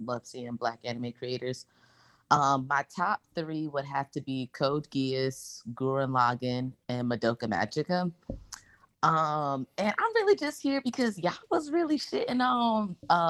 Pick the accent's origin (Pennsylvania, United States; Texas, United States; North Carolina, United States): Texas, United States; Houston; I'm from Houston, Texas.